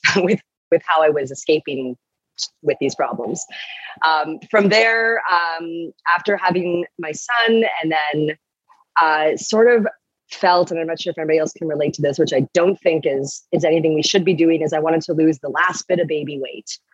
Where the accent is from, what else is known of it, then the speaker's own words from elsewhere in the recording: Toronto, Ontario, Canada; I'm from Toronto, from Ontario